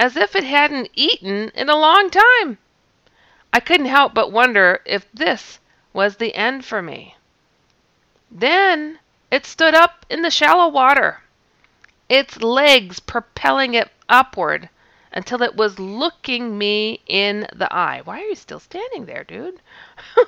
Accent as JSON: {"language": "English", "region": "Wisconsin", "country": "United States", "said": "I'm from Wisconsin"}